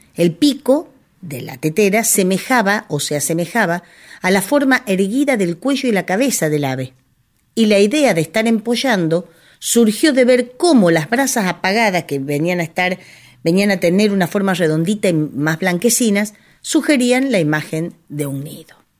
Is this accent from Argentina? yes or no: yes; Cañuelas, Buenos Aires Province, Argentina; en mi pueblo en Cañuelas